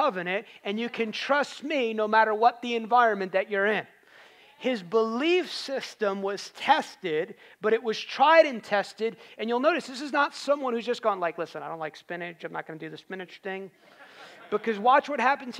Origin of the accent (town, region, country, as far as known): United States